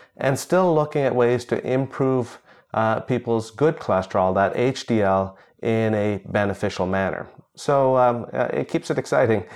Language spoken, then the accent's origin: English; India; moved away; I was born in India